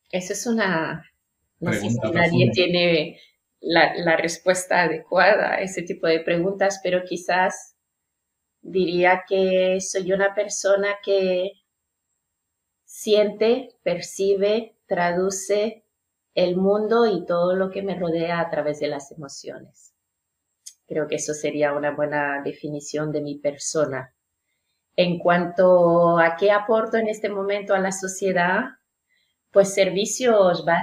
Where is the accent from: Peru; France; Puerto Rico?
France; first language French; Spanish is a second language; Yo soy francesa de lengua nativa y he trabajado mucho en recepción de hoteles, cara al público.